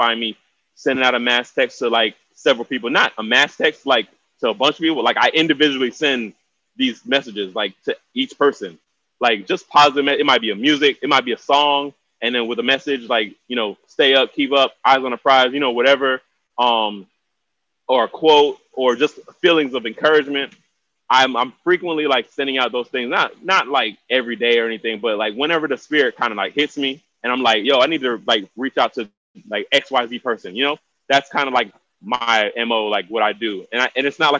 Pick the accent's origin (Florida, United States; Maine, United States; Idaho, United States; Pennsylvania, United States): Florida, United States; Miami; now in Atlanta, United States; 305 to the fullest. Born and raised, Miami